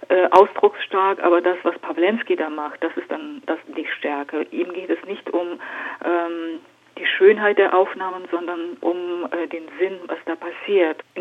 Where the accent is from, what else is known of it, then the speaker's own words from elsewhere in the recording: Siberia, Russia; weil ich bin in Sibirien geboren und groß geworden.